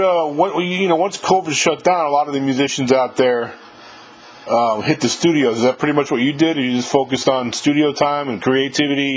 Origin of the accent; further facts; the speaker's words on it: New York, United States; now in Jackson, United States; I'm from New York originally, but I moved here about 20 years ago